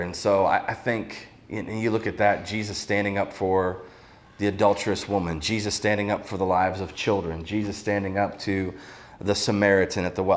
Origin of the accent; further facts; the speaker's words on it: Ohio, United States; I grew up in Ohio.